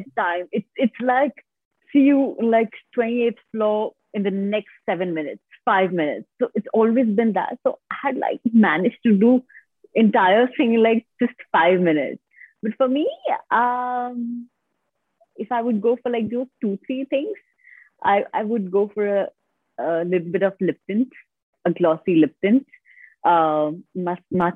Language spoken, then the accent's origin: English; Jharkhand, India; I have completely been born and brought up in India